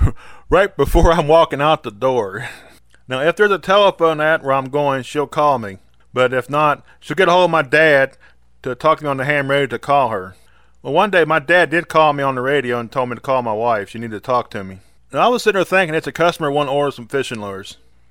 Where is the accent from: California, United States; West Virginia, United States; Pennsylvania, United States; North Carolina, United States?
West Virginia, United States; We used to go to this place called Green Bottom Wildlife Management Area, which is in my home state.